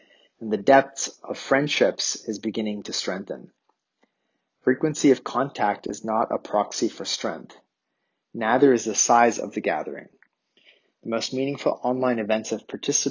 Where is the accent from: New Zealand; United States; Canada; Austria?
Canada; accent: Canadian; my Canadian accent